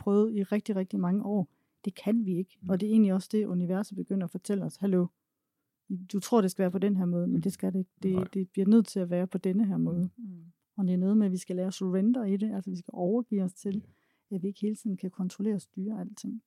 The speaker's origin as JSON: {"language": "Danish", "country": "Denmark", "tie": "born or raised there", "said": "jeg var egentlig født og opvokset i Træsko i Jylland"}